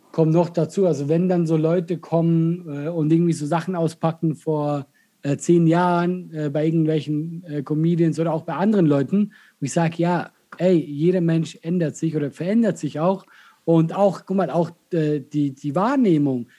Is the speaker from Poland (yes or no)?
no; Switzerland; accent: Swiss; first language Swiss German; moved away as an adult; now in Germany; ich bin in der Schweiz groß geworden, bis 20, ich, ist meine Muttersprache. Ich rede mit meiner Familie Schweizerdeutsch